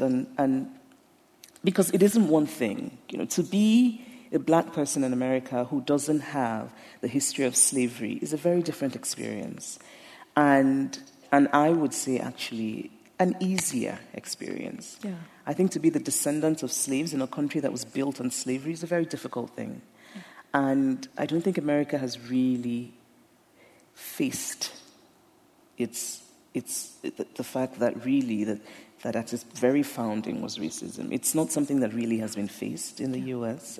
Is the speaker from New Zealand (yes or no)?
no; Nigeria; being Nigerian